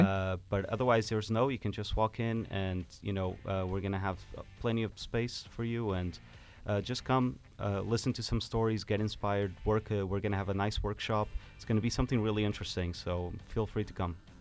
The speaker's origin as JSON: {"language": "English", "country": "Portugal", "tie": "born or raised there", "moved": "as an adult", "lives_now": "Finland", "said": "I was born in Portugal, um, and I grew up there, but I'm half Finnish as well, and I've moved here seven years ago."}